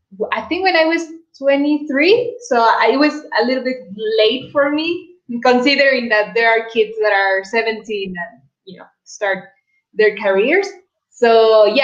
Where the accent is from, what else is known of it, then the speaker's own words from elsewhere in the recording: Mexico City, Mexico; I grew up in Coyoacán, which is close to Frida Kahlo's house